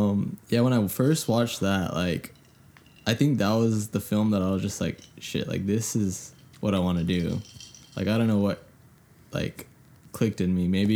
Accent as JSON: {"language": "English", "town": "Diamond Bar", "region": "California", "country": "United States", "tie": "born or raised there", "also_born_or_lived": "El Monte", "said": "I grew up in El Monte for the first, like, 4 years of my life, and then we moved to Diamond Bar."}